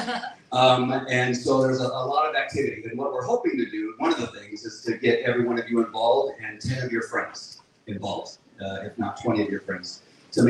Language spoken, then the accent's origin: English; Orange County, California, United States; I'm from Orange County. We live in Yorba Linda, California